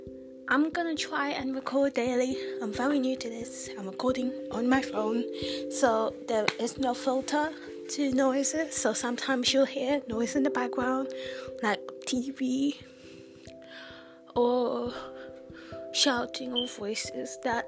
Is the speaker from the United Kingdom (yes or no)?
yes; United Kingdom; And as you can tell, I'm not American. I'm from the UK. I don't know if I have an accent, but if I do, do I have an accent?